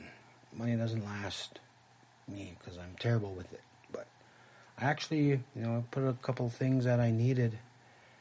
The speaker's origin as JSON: {"language": "English", "town": "Red Lake", "region": "Minnesota", "country": "United States", "tie": "born or raised there", "also_born_or_lived": "Little Earth, Minneapolis", "said": "growing up in Red Lake shaped me"}